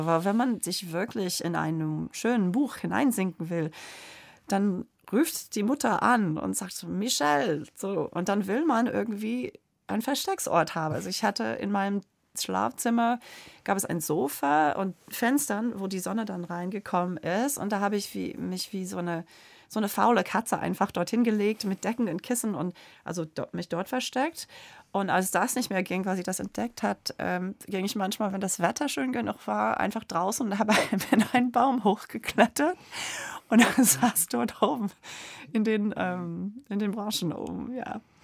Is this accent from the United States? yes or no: yes; Springfield, Illinois, United States; German is a second language; also born or lived in Boston, Massachusetts; ich bin auch in Boston geboren, aber als ich vier Jahre alt war, ist mein Vater nach Springfield, Illinois gezogen.